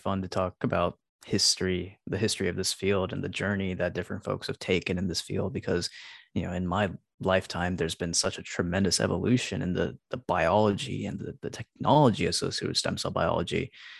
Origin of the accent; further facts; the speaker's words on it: Alabama, United States; somebody who grew up in the South, just down the road in Alabama